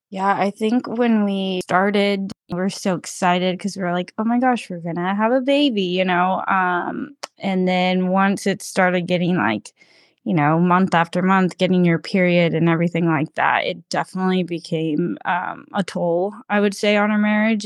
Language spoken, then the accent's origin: English; Georgia, United States; we did grow up next door neighbors um, growing up. You know, I'm from Georgia originally